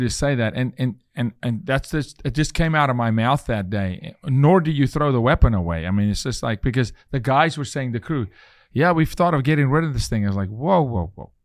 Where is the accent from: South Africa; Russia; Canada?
South Africa; moved away; I'm from South Africa